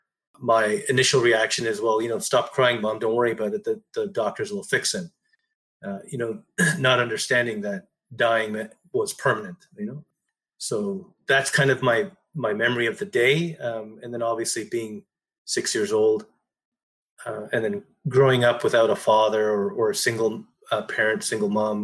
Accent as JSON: {"language": "English", "region": "Ontario", "country": "Canada", "tie": "born or raised there", "said": "I was born here in Canada."}